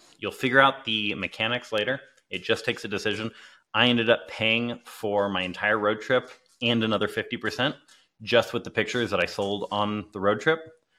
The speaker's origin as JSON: {"language": "English", "town": "Clearwater", "region": "Florida", "country": "United States", "tie": "born or raised there", "said": "I got back to my hometown in Clearwater, Florida. It's a little beach, sleepy beach town."}